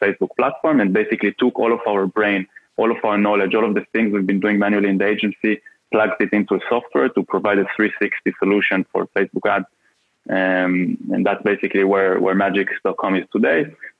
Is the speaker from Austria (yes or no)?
yes; Vienna, Austria; I'm from Vienna, Austria.